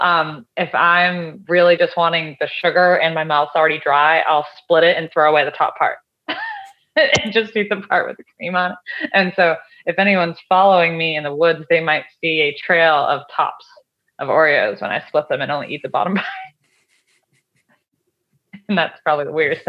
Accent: outside of Boston, Massachusetts, United States; I was raised outside of Boston, Massachusetts

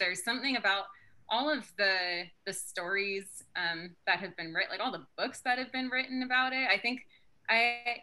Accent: southeastern Pennsylvania, United States; also born or lived in Salem, Oregon; I was born in Salem, Oregon, but I grew up in southeastern Pennsylvania

